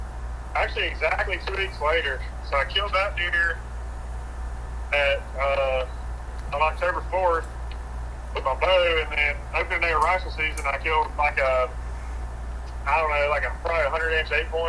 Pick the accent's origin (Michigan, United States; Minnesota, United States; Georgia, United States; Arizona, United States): Georgia, United States; Gray; I'm from Georgia. Okay. Living in Gray my whole life.